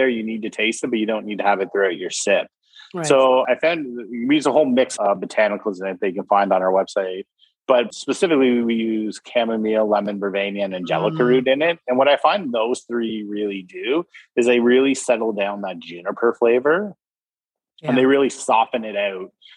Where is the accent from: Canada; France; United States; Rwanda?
Canada; we're Canadian males in our 40s